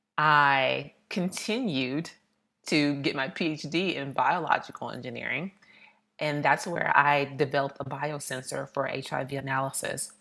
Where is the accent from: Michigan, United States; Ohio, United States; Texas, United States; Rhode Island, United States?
Texas, United States; Austin; moved away as an adult; also born or lived in Missouri / New York / Philadelphia; I grew up in Austin, Texas.